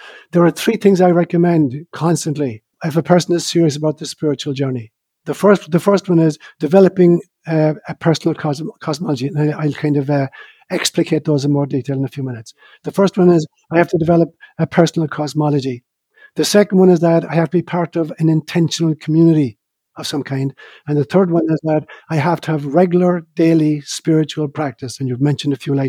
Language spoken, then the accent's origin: English; Ireland; moved away; also born or lived in Africa; what I had been taught as an Irishman